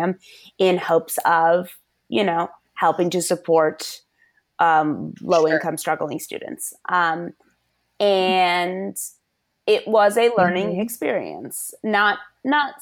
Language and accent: English; Connecticut, United States; moved away as an adult; also born or lived in Washington, D.C.; we promptly moved back to my home state of Connecticut